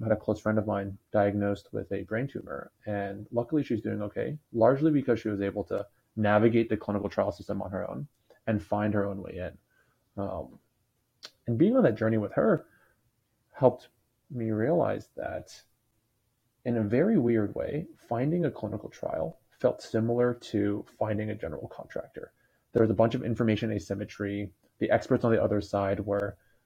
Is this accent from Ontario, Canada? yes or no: yes; Toronto, Ontario, Canada; moved away as an adult; now in Bay Area, United States; born and raised in Toronto, so Canadian by origin. I've been living in California in the Bay Area for the last 5 or so years